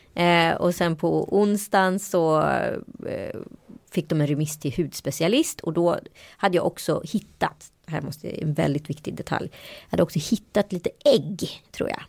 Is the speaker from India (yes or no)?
yes; India; now in Sweden; Jag kommer ju från Indien, från en av de hö mest högutbildade eh, staterna i Indien